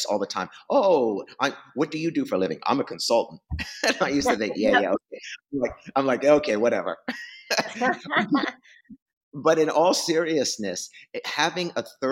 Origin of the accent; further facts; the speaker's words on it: East Coast, New Yorker, United States; accent: New Yorker; now in West Coast, United States; I grew up on the East Coast. You can tell by the way I talk